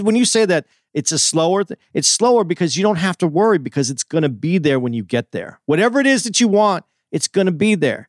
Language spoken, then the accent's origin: English; Tucson, Arizona, United States; now in New York, United States; I grew up in Tucson in Arizona, but Tucson is a suburb of an imaginary big city, I guess, because it's just a small, you know, you live on a street, you know, you talk to a few people on the street